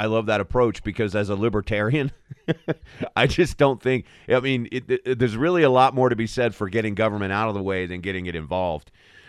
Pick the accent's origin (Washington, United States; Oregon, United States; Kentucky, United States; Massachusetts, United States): Kentucky, United States; Jessamine County; moved away as an adult; also born or lived in Louisville, Kentucky; now in Colorado, United States; I'm from Jessamyn County, so, big part of my life growing up.